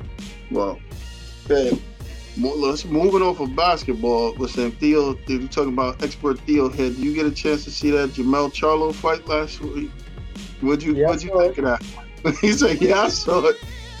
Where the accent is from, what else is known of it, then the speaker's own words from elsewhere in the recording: New York City, New York, United States; I'm from the Bronx